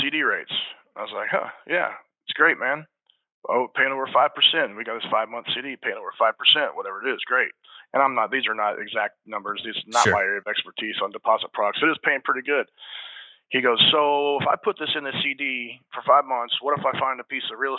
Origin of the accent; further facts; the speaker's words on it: Salina, Kansas, United States; I was born in Salina, Kansas